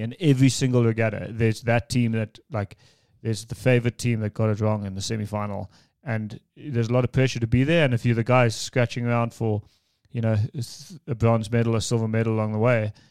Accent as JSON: {"language": "English", "country": "South Africa", "said": "as a South African"}